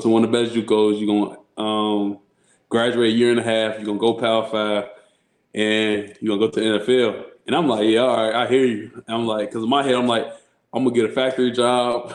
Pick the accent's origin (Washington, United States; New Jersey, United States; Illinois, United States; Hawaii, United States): Illinois, United States; Chicago; also born or lived in Rockford, Illinois; I grew up in Chicago.